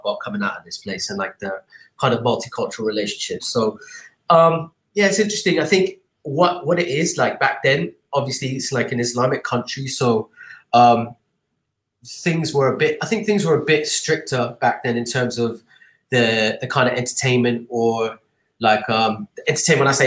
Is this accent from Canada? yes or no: no; Dubai, United Arab Emirates; moved away as an adult; also born or lived in London, United Kingdom; growing up in Dubai was interesting in the 80s